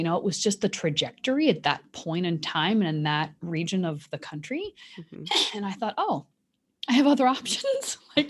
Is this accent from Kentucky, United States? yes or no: yes; Kentucky, United States; born there; also born or lived in Indiana; And I was born in Kentucky, so it's almost Midwest. The western part of Kentucky is almost Midwestern.